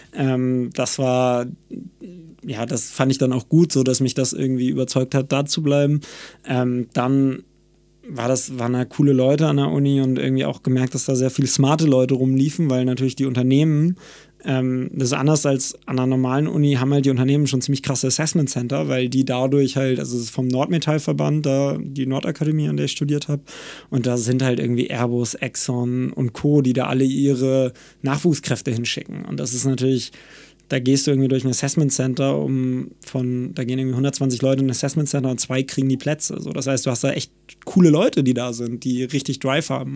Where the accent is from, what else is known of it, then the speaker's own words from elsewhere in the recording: Cuxhaven, Lower Saxony, Germany; moved away; also born or lived in Hamburg; ich komme aus Cuxhaven von der Nordseeküste